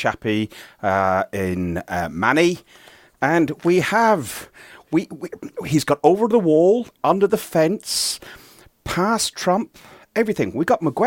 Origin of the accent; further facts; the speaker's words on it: Ireland; also born or lived in England; now in United Kingdom; me being Irish